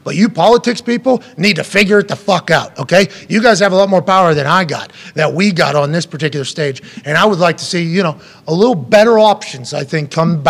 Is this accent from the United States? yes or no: yes; Pennsylvania, United States; I'm from Pennsylvania